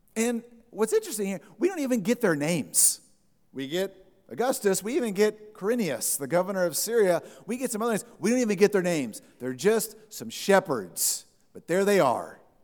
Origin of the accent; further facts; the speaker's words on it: Texas, United States; I said, "Texas?"